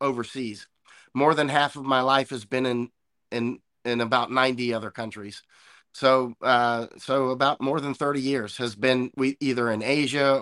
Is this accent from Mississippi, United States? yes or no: no; Winter Haven, Florida, United States; moved away as an adult; now in Panama City, Panama; I was born in Winter Haven, Florida, a great place to be born